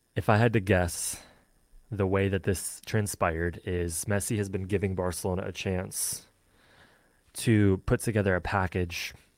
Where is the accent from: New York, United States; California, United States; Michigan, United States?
Michigan, United States; I am from Michigan